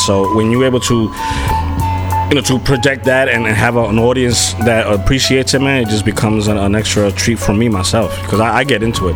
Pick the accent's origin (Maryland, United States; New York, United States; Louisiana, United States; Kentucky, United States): New York, United States; I'm from New York